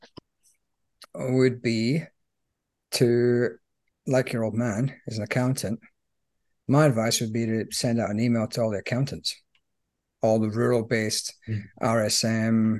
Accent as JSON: {"language": "English", "region": "Scotland", "country": "United Kingdom", "said": "as a Scotsman"}